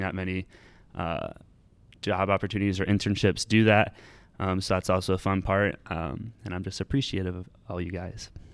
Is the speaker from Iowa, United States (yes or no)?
yes; Ames, Iowa, United States; I've lived in Ames most of my life